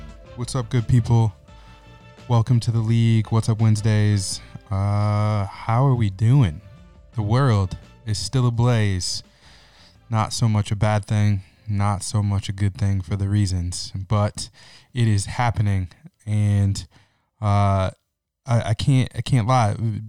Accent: Lansing, Michigan, United States; my own experience growing up in Lansing, Michigan, and for the most part going to an all-white Christian school until I was a junior in high school.

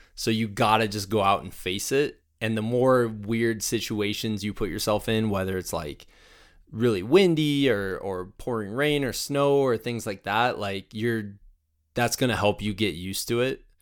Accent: Muscatine, Iowa, United States; moved away; I grew up in Muscatine, Iowa

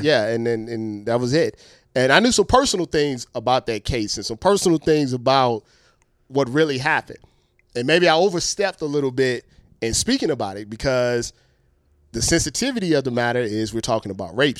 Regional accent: Ohio, United States; we're from Ohio

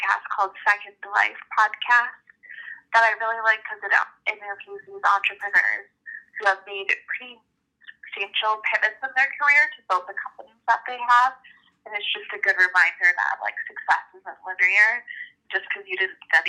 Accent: Chicago, Illinois, United States; I grew up in the Chicago area

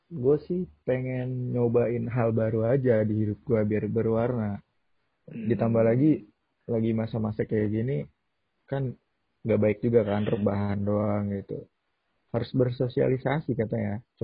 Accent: Depok, West Java, Indonesia; Ini kenalin semuanya … Gua itu orang asli Depok ya. Ya mungkin yang nggak tahu Depok itu berdekatan sama Jakarta ya.

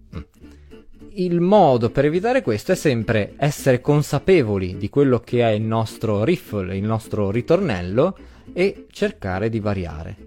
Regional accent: Emilia-Romagna, Italy; accent: Emilian; also born or lived in Abruzzo; sono nato in Abruzzo, ma, eh, ho sempre vissuto in Emilia, quindi in realtà sì, ho l'accento emiliano

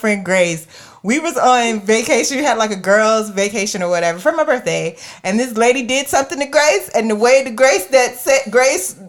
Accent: Jacksonville, Florida, United States; I was from Jacksonville, Florida

